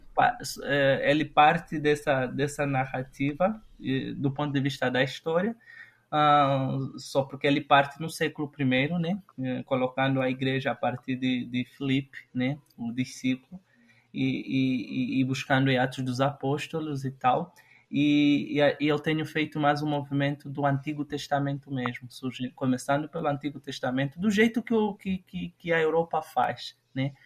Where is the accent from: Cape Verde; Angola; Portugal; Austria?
Angola; Lubango, Huíla; also born or lived in Huambo, Angola; eu nasci no Ambo, em plena guerra civil, na, eh, na década de 90.